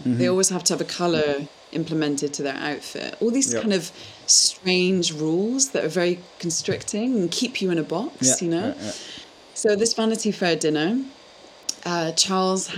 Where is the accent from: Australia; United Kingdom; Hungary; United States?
United Kingdom; now in Amsterdam, Netherlands; as British people